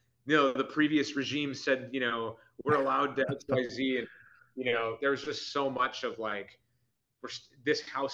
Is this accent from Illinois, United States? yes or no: yes; Buffalo Grove, Illinois, United States; moved away as an adult; also born or lived in Barrington, Illinois / Chicago; I was born in Barrington and I kind of used that to be as like an inn where I didn't grow up there. I grew up in Buffalo Grove.